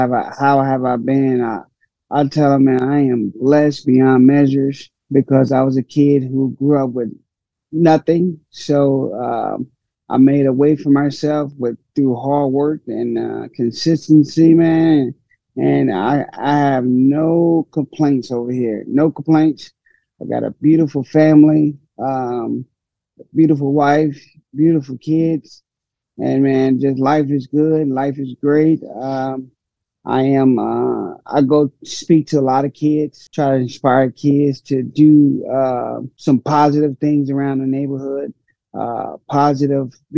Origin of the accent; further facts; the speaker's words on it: St. Louis, Missouri, United States; I grew up in Hyde Park area, high crime area